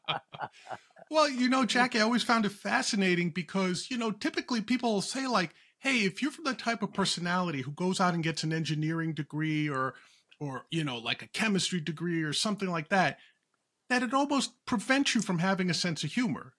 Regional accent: Huntington, New York, United States; I'm from Huntington

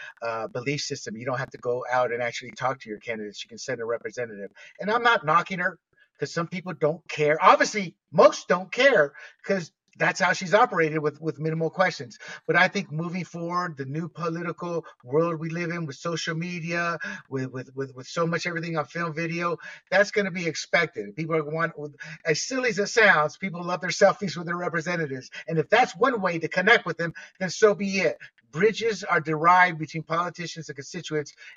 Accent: Panama; now in California, United States; Being born and raised in Panama

